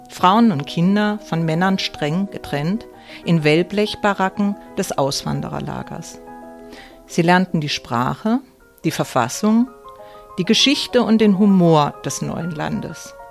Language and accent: German; Australia; born there; Ich kam 1964 zur Welt. Eine kleine Australierin, geboren im Queen Elizabeth Hospital als jüngste von drei Schwestern.